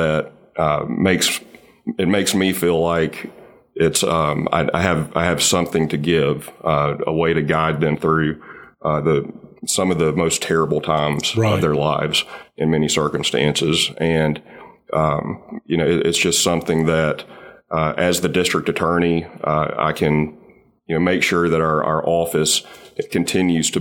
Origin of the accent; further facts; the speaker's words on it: Athens, Alabama, United States; moved away as an adult; also born or lived in Montgomery, Alabama; now in Mobile, United States; I grew up in Athens, Alabama